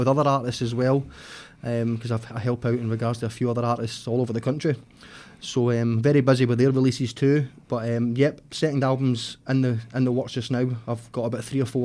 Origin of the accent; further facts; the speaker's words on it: South Lanarkshire, Scotland, United Kingdom; from South Lanarkshire, a singer-songwriter